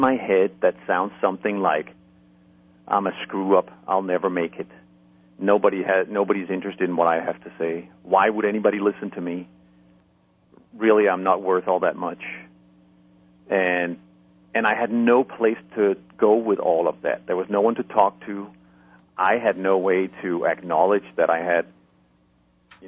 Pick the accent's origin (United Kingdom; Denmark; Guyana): Denmark; moved away; I'm originally from Denmark